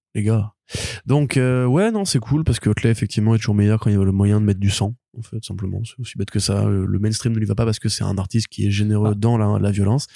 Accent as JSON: {"language": "French", "country": "France", "said": "je suis français"}